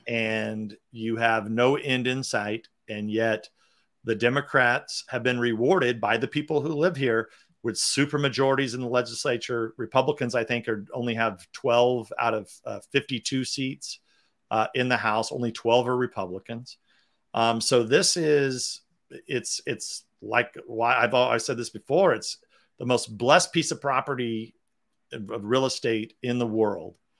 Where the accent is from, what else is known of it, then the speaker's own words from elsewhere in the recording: California, United States; my home state of California